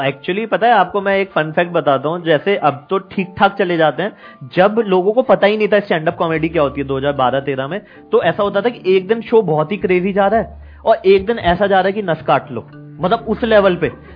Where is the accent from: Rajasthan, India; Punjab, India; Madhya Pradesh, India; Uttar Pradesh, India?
Uttar Pradesh, India; Saharanpur; मैं सहारनपुर से हूँ